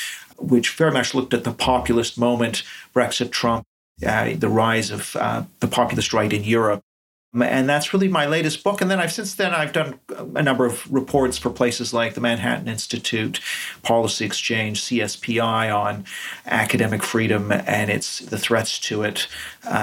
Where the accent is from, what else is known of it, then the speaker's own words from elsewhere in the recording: Canada; moved away as an adult; now in United Kingdom; I'm from Canada originally, but I've been in the UK over 25 years